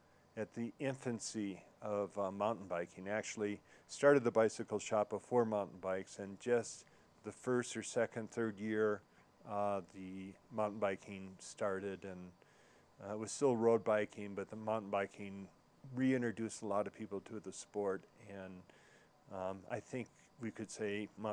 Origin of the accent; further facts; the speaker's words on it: Minnesota, United States; now in Aspen, United States; Well, I came from Minnesota, and I had been coming to Colorado skiing for a number of years.